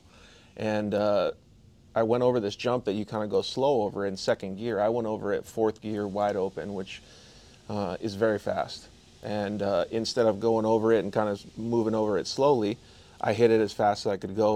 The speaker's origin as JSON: {"language": "English", "town": "Vail", "region": "Arizona", "country": "United States", "moved": "as an adult", "lives_now": "Temecula, United States", "said": "I'm from a small town in Arizona called Vail, Arizona, just south of Tucson."}